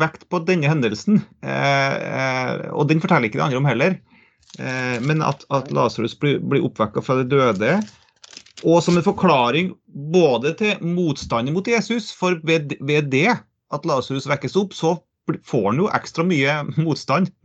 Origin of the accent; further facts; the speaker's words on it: Trøndelag, Norway; Jeg er trønder, jeg er heltrønder